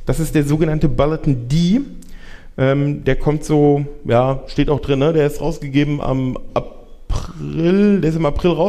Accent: Frankfurt, Hesse, Germany; Ja, also ich komme aus Frankfurt ähm, und in Frankfurt haben wir den wunderbaren Dienstsitzen

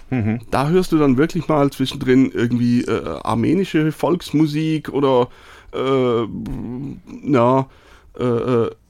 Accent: Switzerland; kann ich mir als Schweizer gar nicht richtig vorstellen eigentlich.

